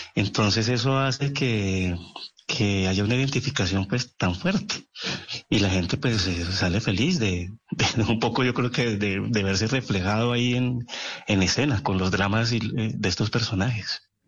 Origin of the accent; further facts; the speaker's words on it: Bucaramanga, Santander, Colombia; also born or lived in Cali; yo nací en Cali, sí, yo nací en Cali, pero yo a los cuatro años estaba viviendo en Bucaramanga